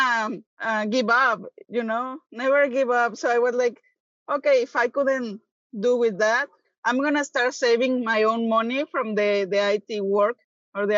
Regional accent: Guadalajara, Jalisco, Mexico; English is a second language; moved away as an adult; now in Texas, United States; some part of the Jalisco, like my hometown, that has some good coffee

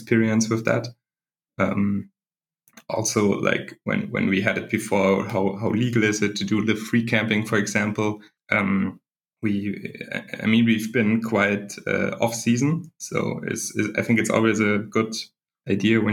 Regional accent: Germany; I'm from Germany

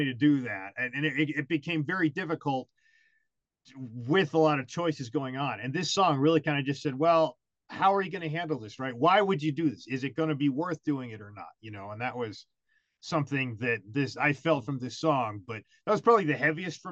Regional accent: United States; also born or lived in Germany; I'm American

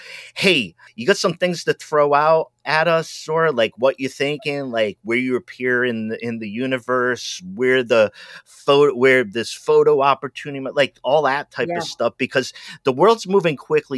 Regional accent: New England, United States; I'm from New England.

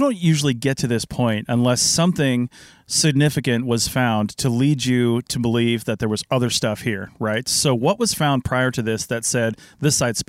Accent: Washington, United States; Right, and I'm born and raised in Washington

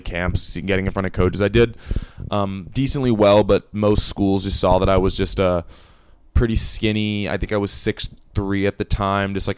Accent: Los Angeles, California, United States; moved away as an adult; now in Boston, United States; I'm from Los Angeles, so pretty sunny weather all the time

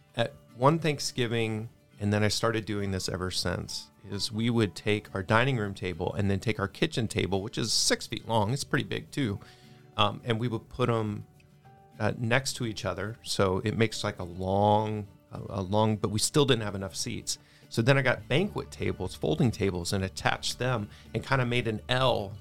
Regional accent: Texas, United States; I'm from Texas

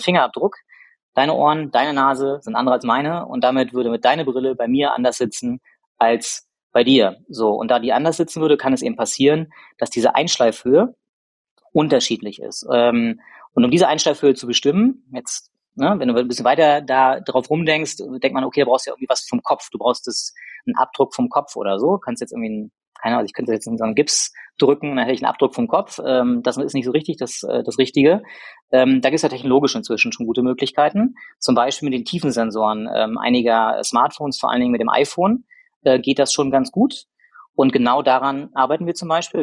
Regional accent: Rostock, Mecklenburg-Vorpommern, Germany; moved away as an adult; also born or lived in Hamburg; ich bin gebürtiger Rostocker

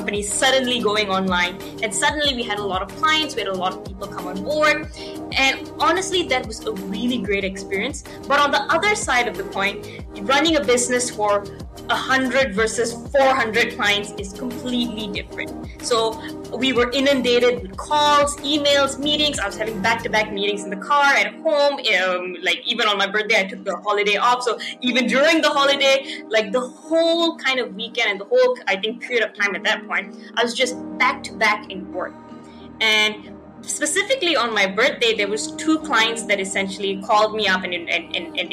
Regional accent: Malaysia; I'm from Malaysia.

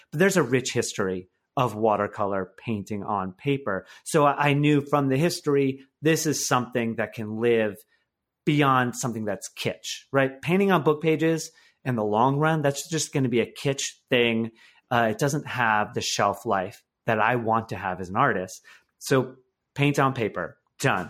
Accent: Michigan, United States; my life now is a complete one eighty from my life, uh, growing up in Michigan

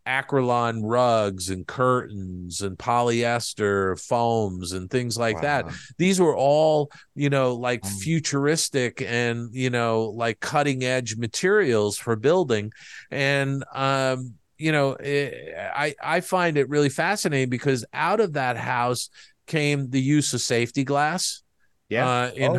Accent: East Coast, United States; moved away; I grew up on the East Coast

